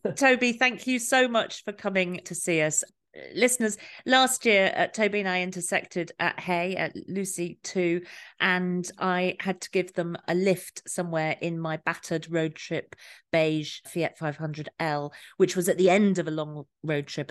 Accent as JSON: {"language": "English", "town": "Torquay", "region": "South West England", "country": "United Kingdom", "tie": "born or raised there", "said": "I was born in Torquay"}